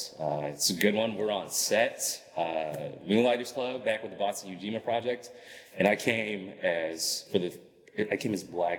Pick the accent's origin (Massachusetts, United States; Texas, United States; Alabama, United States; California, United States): Massachusetts, United States; Boston; growing up in Boston, you just didn't think these things would ever happen.